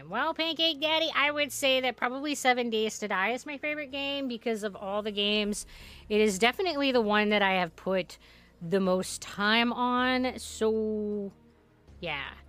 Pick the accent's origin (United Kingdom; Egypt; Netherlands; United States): Netherlands; English is a second language; I am a very picky eater and I come from the Netherlands and we eat something called. Oh. Bor. Boerenkool Stamppot.